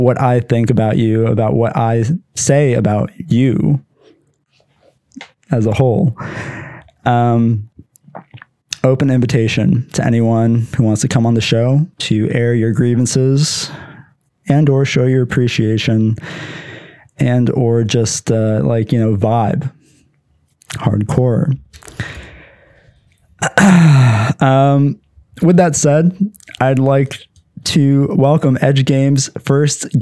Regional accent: Pennsylvania, United States; I'm from Pennsylvania

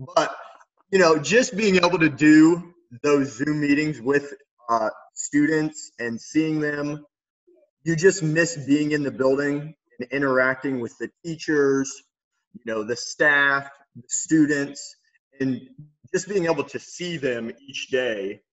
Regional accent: Lima, Ohio, United States; also born or lived in Westerville, Ohio / New York City; I'm from Lima, Ohio, which is like northwest Ohio

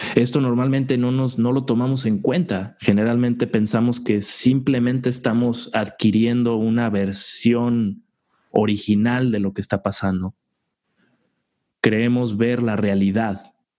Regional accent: Mexico; Como hombres en una sociedad como la mexicana

